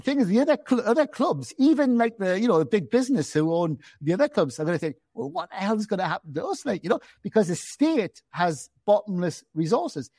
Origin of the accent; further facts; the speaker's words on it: Gateshead, North East England, United Kingdom; also born or lived in London; I'm from Gateshead